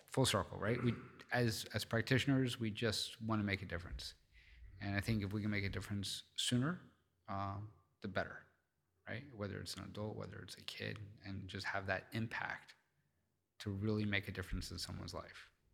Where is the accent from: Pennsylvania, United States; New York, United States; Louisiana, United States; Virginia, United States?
Pennsylvania, United States; Philadelphia; I'm from Philly